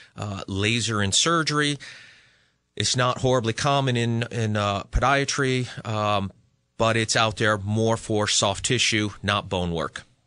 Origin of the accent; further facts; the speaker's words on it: Western Massachusetts, United States; now in Connecticut, United States; I'm originally from Western Mass